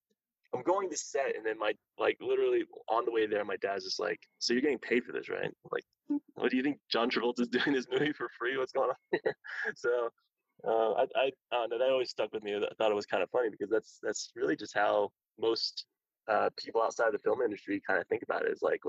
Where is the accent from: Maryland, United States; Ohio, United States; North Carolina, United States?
Ohio, United States; Columbus; now in Los Angeles, United States; it was actually shooting in Columbus, Ohio, which is my hometown.